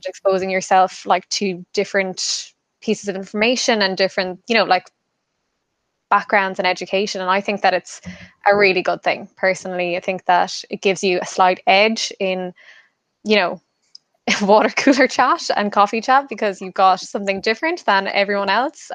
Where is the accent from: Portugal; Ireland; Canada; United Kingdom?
Ireland; Kerry, Munster; moved away as an adult; now in Dublin, Ireland; I'm from Kerry myself